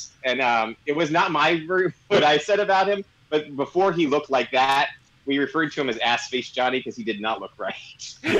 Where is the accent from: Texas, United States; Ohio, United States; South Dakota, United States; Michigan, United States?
Texas, United States; Houston; moved away; also born or lived in Washington, D.C. / Manhattan, New York; I'm from Houston, Texas. I lived in D.C. for 2 years as well, Manhattan 1 year, and here for the last 25, so 25 years now.